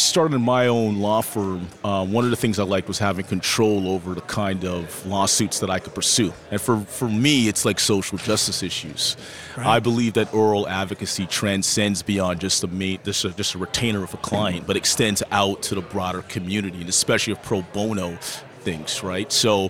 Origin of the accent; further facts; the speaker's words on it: Toronto, Ontario, Canada; Yeah, so I'm born and raised in Toronto, Ontario, Canada. My parents immigrated to Canada from warm Barbados.